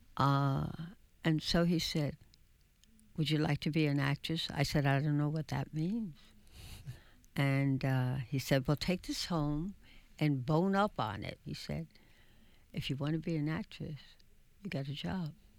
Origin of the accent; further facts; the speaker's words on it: New York City, New York, United States; also born or lived in Bronx; we lived in an area that is now known in Manhattan as El Barrio